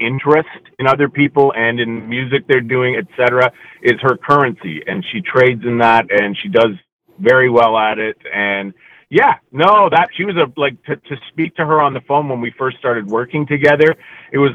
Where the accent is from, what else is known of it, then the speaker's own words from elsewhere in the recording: Toronto, Ontario, Canada; We are from Toronto